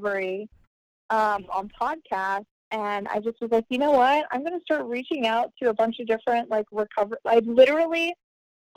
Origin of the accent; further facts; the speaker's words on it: Carrollton, Texas, United States; moved away as an adult; now in Florida, United States; I'm from a suburb right outside of Dallas, Texas, called Carrollton